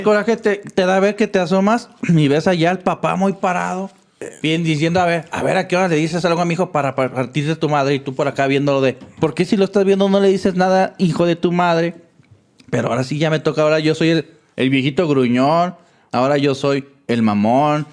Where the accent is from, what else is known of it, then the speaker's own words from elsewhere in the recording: Mexico; Soy mexicano